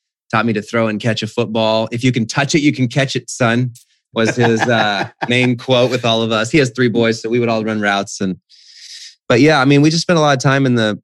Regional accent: Whidbey Island, Washington, United States; now in Phoenix, United States; I was in the family bank, which was a mile from our house growing up on Whidbey Island

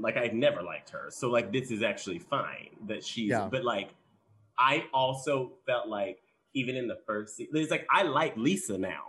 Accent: Texas, United States; moved away; I'm from Texas.

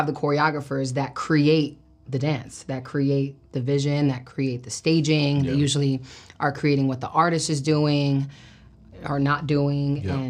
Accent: Brooklyn, New York, United States; Yeah, I mean, I'm from Brooklyn, New York, born and raised

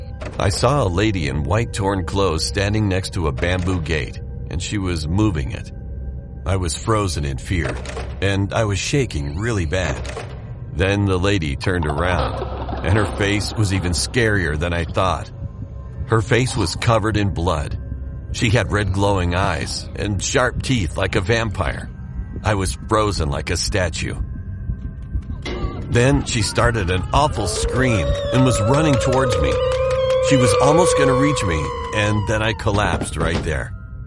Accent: India; I'm from India, and this story I'm going to tell will never be forgotten in my life.

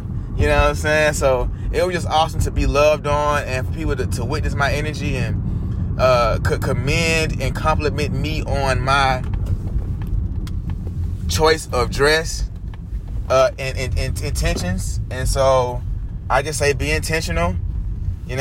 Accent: Atlanta, Georgia, United States; moved away as an adult; now in California, United States; I'm from Atlanta, you know, Black Mecca

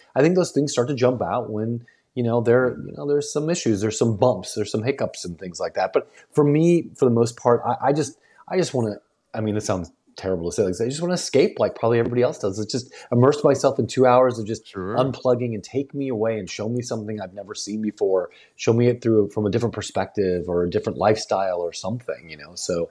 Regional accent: Southern United States, United States; also born or lived in New York; growing up in the South, you know, there was a delineation, culturally speaking

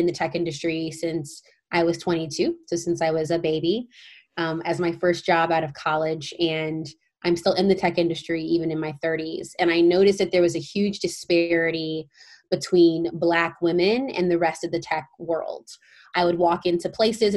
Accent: St. Louis, Missouri, United States; moved away as an adult; also born or lived in Stanford, California; I'm originally from St. Louis, Missouri

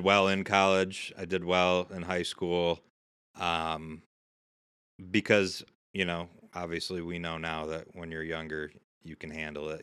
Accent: Syracuse, New York, United States; I grew up right here in Syracuse

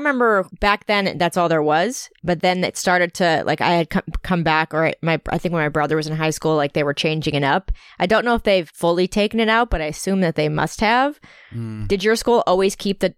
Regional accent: Connecticut, United States; we're both from Connecticut

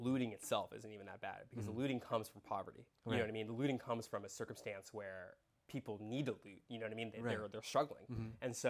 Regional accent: United States; I was born here. Yeah. I don't identify myself as Indian. Or like as an Indian citizen.

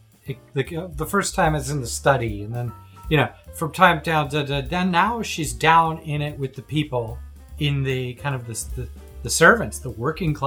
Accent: Toronto, Ontario, Canada; I'm from Toronto.

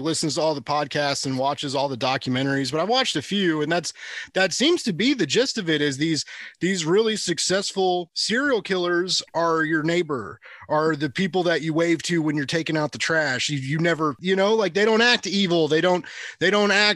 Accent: Kansas City, United States; I'm from Kansas City

